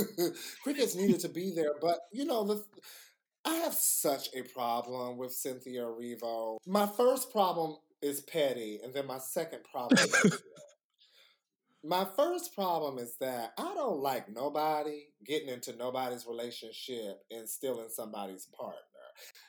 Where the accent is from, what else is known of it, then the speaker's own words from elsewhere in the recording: Georgia, United States; Yes, I'm from Georgia, don't do me.